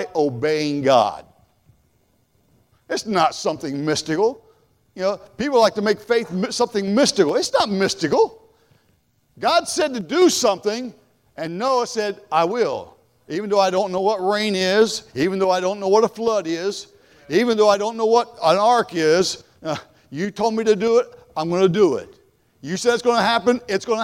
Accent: Columbus, Ohio, United States; I'm from Columbus, all right, born and raised

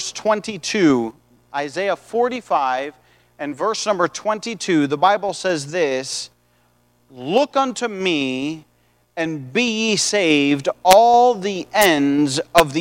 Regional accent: United States; I was born in the United States of America

